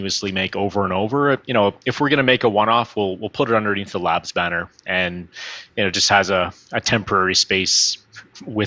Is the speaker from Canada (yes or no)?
yes; Northern Alberta, Canada; moved away; I'm from Northern Alberta